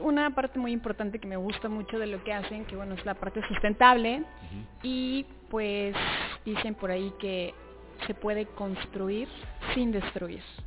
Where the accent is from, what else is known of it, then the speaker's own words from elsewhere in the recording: Mexico City, Mexico; yo que soy de la Ciudad de México